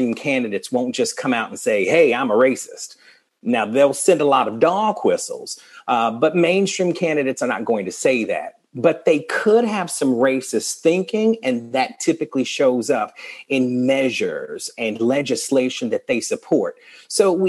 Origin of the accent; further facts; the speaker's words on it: the South, United States; Growing up as a Southerner